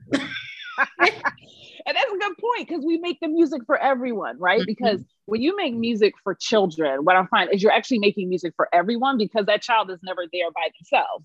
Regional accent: Philadelphia, Pennsylvania, United States; also born or lived in New York; I'm from Philadelphia, born and raised, and um, you know, spent a little time in New York, but came back because needed to come home

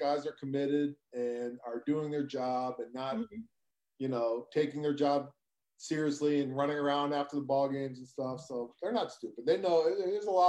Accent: Massachusetts, United States; moved away as an adult; now in Georgia, United States; I grew up in Massachusetts in the 80s.

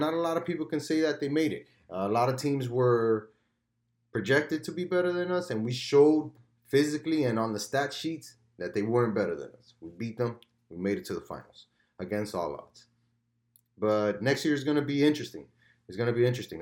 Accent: United States; as an American

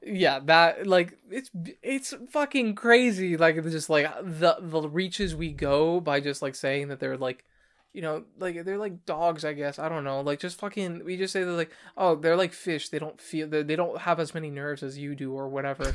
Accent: United States; also born or lived in New York; as an American

